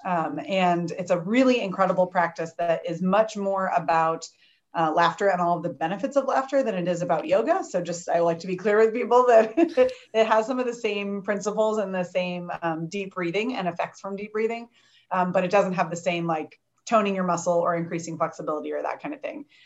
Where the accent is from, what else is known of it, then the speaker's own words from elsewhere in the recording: Champaign, Illinois, United States; now in St. Louis, United States; I grew up in Champaign, where Heidi lives, and I now live in St. Louis.